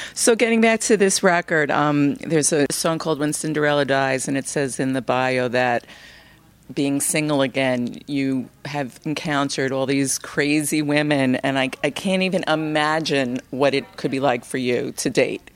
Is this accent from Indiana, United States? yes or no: no; New York City, New York, United States; we're both from Brooklyn